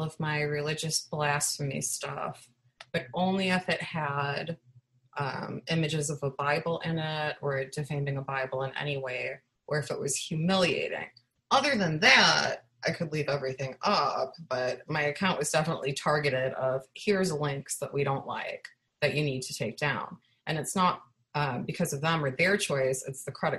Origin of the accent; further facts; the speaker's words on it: Chicago, Illinois, United States; I'm from Chicago